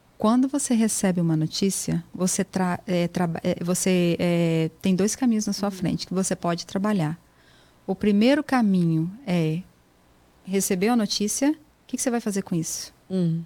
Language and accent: Portuguese; Espírito Santo, Brazil; moved away as an adult; also born or lived in Serra, Brazil / Jaguaré, Brazil; now in United States; nasci no Espírito Santo, né? E ali eu morei até eu vir para cá. Então eu sou do Espírito Santo